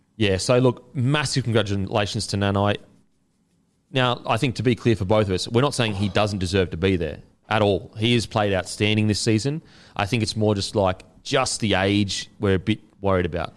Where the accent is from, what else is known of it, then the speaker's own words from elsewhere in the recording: Queensland, Australia; as a Queenslander